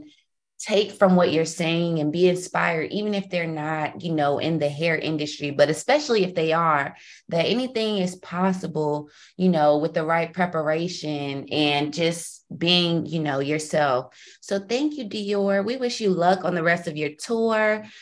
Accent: New York City, New York, United States; now in Atlanta, United States; I'm from Brooklyn

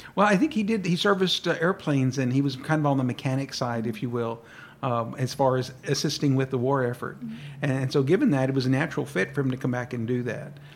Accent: San Marcos, Texas, United States; born or raised there; first language Spanish; English is a second language

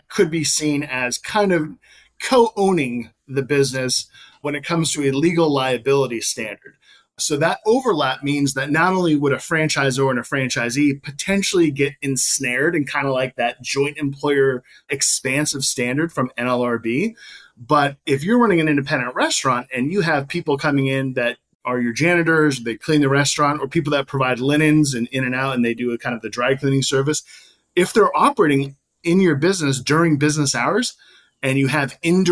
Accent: California, United States; moved away; I'm originally from California, born and raised, and I love the community out there

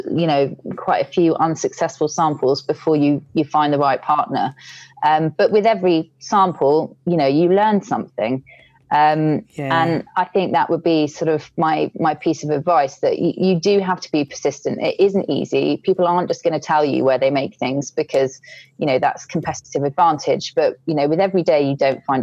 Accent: United Kingdom; being British

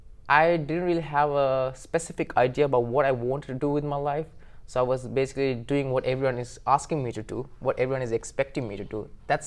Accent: Sri Lanka; moved away as an adult; now in Tokyo, Japan; So I'm originally from Sri Lanka. I was born and raised in Sri Lanka. And I came from a middle class family.

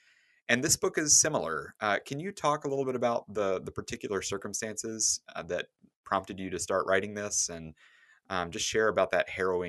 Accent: the South, United States; I grew up in the South with a kind of Christianity and stoicism culture

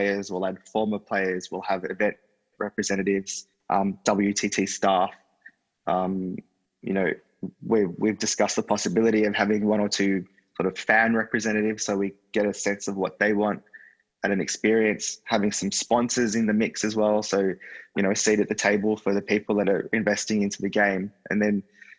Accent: Australia; being an Aussie

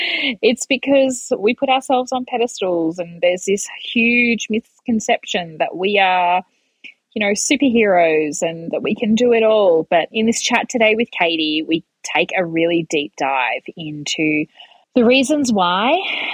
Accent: Melbourne, Victoria, Australia; now in Hobart, Australia; I grew up in Melbourne and now I'm living in Hobart.

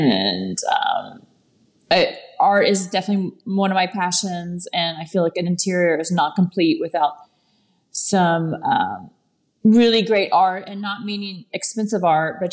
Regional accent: Texas, United States; moved away; I'm from Texas and I have a ranch in Texas

